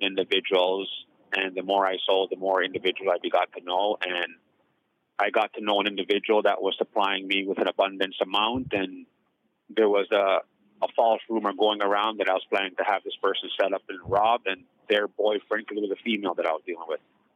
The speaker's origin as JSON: {"language": "English", "town": "Toronto", "region": "Ontario", "country": "Canada", "tie": "born or raised there", "also_born_or_lived": "Jamaica", "said": "I grew up basically in the Jane Foot corridor of Toronto, Canada"}